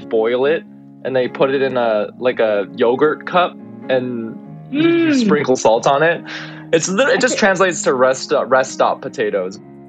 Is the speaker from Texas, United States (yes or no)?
yes; El Paso, Texas, United States; I grew up in El Paso, Texas. You know, it's on the Mexican border.